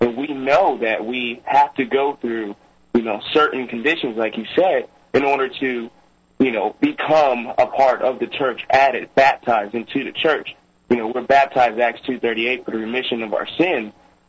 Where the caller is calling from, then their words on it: Charlotte, North Carolina, United States; I'm calling from Charlotte, North Carolina.